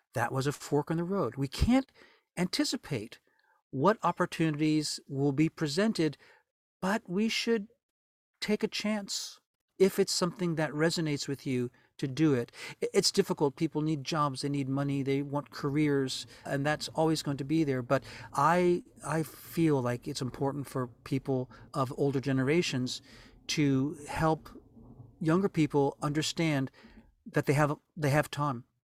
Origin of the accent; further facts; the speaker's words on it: New Orleans, Louisiana, United States; moved away; New Orleans was a wonderful place to grow up